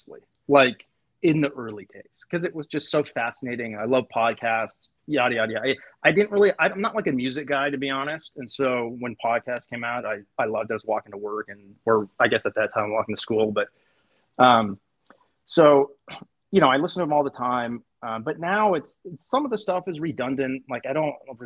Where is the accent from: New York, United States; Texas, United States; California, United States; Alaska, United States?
California, United States; San Diego; moved away as an adult; also born or lived in San Francisco; I grew up in San Diego